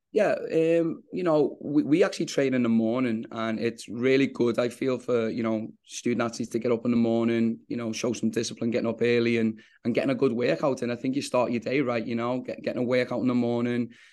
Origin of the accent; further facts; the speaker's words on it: England, United Kingdom; now in New York, United States; us both being English